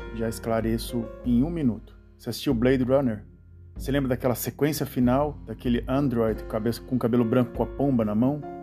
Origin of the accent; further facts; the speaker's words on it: Santos, São Paulo, Brazil; da cidade de Santos, onde a cidade onde eu nasci